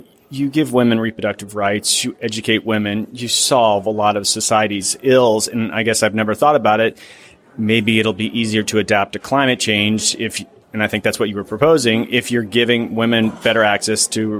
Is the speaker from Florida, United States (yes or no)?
yes; Florida, United States; also born or lived in Georgia; I'm from the South, I grew up in Florida. I was one of those red states.